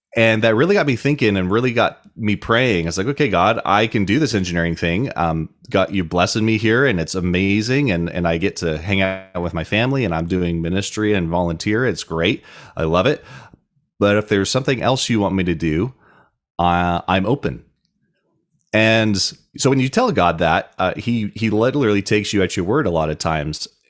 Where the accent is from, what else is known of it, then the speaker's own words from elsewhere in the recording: Tucson, Arizona, United States; moved away as an adult; now in Idaho, United States; I grew up in Tucson, Arizona